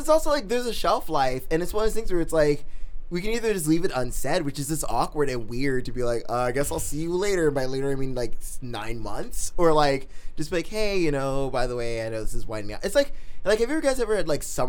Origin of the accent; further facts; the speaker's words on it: New York City, New York, United States; growing up in New York City